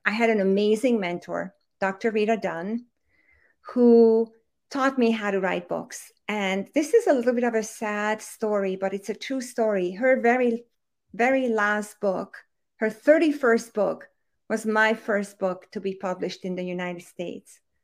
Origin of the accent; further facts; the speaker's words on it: Hungary; English is a second language; moved away; I was born and raised and raised in Hungary, in case anybody's wondering where that accent is coming from